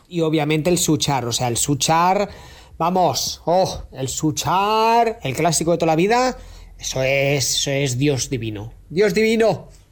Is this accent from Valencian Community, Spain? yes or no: no; Menorca, Balearic Islands, Spain; de Menorca